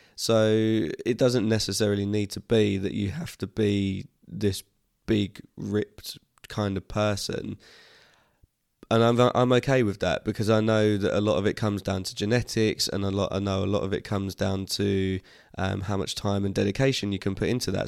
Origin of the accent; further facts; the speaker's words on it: Harlow, East of England, United Kingdom; my hometown venue where I'd, as I said I've been playing for years since I was a kid